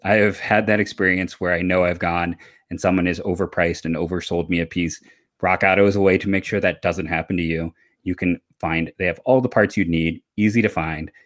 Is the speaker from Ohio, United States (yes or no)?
yes; Cleveland, Ohio, United States; I grew up in Cleveland